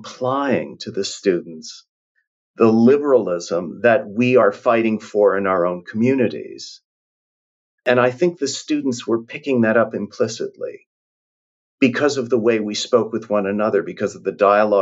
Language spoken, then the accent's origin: English; Canada; moved away; I'm from Canada